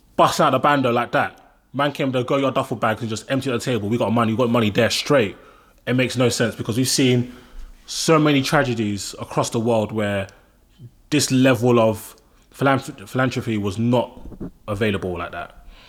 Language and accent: English; London, United Kingdom; I'm Nigerian. I'm born and raised in London